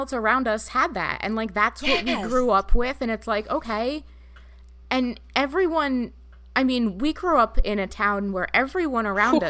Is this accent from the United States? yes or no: yes; North Arlington, New Jersey, United States; born or raised there; moved away